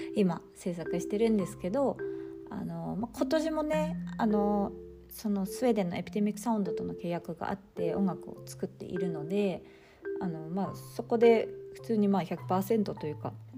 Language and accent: Japanese; Fukui, Japan; moved away as an adult; now in Sweden; 地元がやっぱり都会東京とか大阪ってわけではないので私は福井県